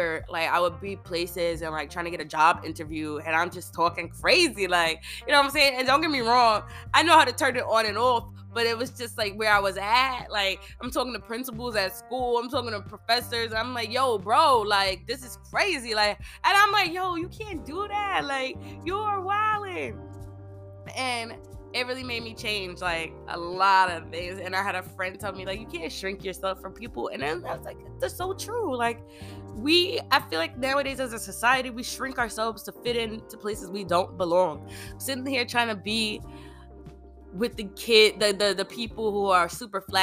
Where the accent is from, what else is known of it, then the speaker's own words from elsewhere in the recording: Long Island, New York, United States; I grew up on Long Island